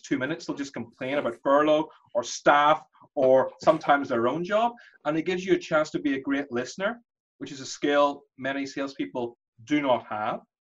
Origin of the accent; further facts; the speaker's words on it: Belfast, Northern Ireland, United Kingdom; moved away; also born or lived in London; My parents were Indian as well, but I grew up in Belfast